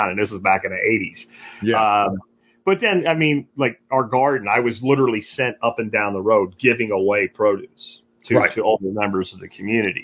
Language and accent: English; Pennsylvania, United States; growing up in Pennsylvania